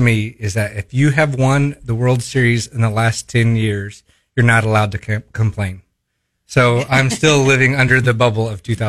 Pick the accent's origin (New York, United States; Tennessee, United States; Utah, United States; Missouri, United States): Missouri, United States; Springfield; I grew up in Springfield and I'm a Royals fan.